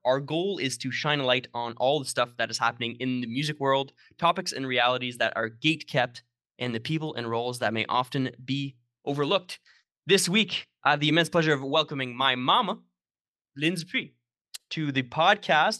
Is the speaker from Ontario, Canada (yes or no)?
yes; Sudbury, Ontario, Canada; moved away; my hometown, uh, Sudbury, Ontario